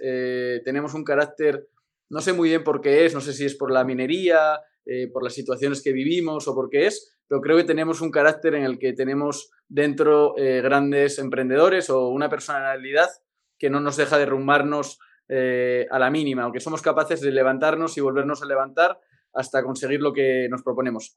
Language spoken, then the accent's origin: Spanish; Asturias, Spain; moved away as an adult; now in Mexico; primero soy muy español y segundo soy muy asturiano